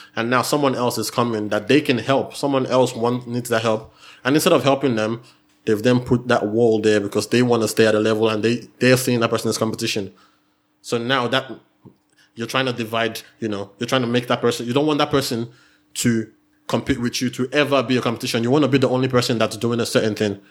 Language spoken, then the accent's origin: English; Nigeria; moved away; I'm Nigerian